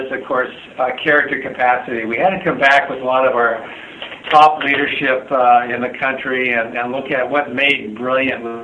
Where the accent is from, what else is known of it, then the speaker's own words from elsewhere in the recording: Southern California, United States; also born or lived in Canada; I grew up in Southern California. I was an immigrant. I'm a Scots Canadian that immigrated when I was 10.